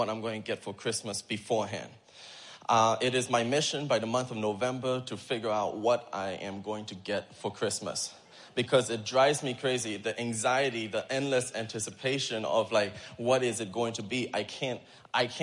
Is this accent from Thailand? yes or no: yes; Thailand; moved away; I grew up in Thailand in the children's home